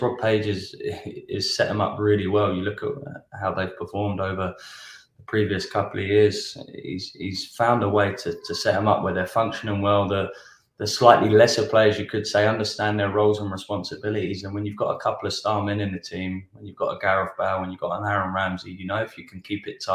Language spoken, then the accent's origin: English; England, United Kingdom; now in United States; growing up in England, Welsh international